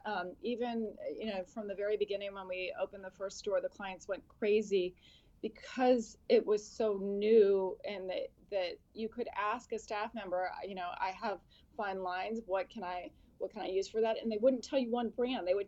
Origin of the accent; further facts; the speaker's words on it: California, United States; moved away; also born or lived in Boston / Washington, District of Columbia, United States; I grew up in California